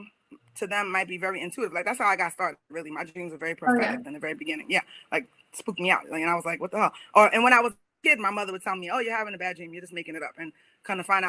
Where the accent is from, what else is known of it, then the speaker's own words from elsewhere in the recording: New York, United States; moved away; I'm from New York